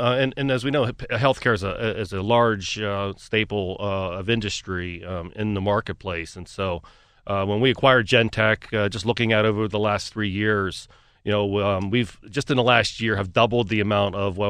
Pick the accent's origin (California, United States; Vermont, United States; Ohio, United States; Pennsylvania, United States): Pennsylvania, United States; Pittsburgh; also born or lived in Cleveland; Pittsburgh was always a dream to have an office, a location, operate a business in my hometown.